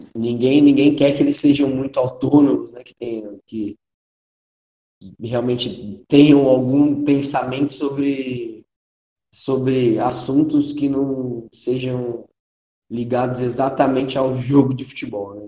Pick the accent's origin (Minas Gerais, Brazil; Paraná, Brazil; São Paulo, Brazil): São Paulo, Brazil; a gente é paulistano